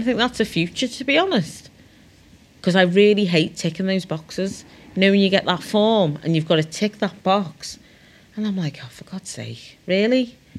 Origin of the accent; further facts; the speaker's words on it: Liverpool, North West England, United Kingdom; I say I'm a Scouser, and then, like, my mum's from Barbados, and then my dad's from Nigeria, so I've got that culture.